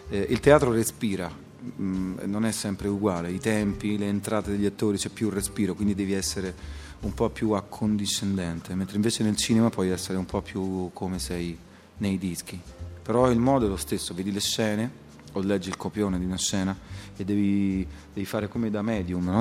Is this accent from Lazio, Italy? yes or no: yes; Rome, Lazio, Italy; sono nato a Roma nel 68